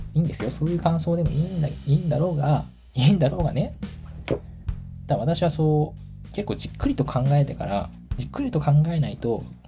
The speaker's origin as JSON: {"language": "Japanese", "town": "Tachikawa", "region": "Tokyo", "country": "Japan", "tie": "born or raised there", "said": "私の地元が立川東京の立川っていうエリアなんだけど"}